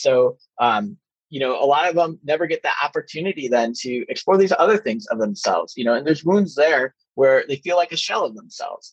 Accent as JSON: {"language": "English", "town": "Chicago", "region": "Illinois", "country": "United States", "tie": "born or raised there", "said": "I grew up in Chicagoland during the Jordan era"}